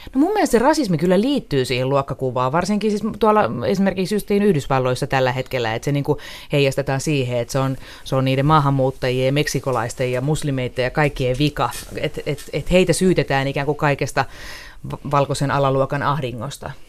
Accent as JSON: {"language": "Finnish", "town": "Riihimäki", "region": "Kanta-Häme", "country": "Finland", "said": "itsehän olen riihimäkeläinen"}